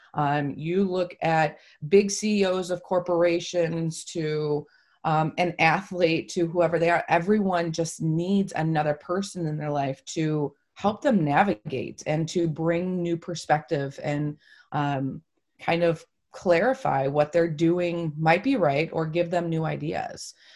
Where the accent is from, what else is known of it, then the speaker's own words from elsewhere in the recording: Toledo, Ohio, United States; also born or lived in Holland, Michigan; I am from Toledo, Ohio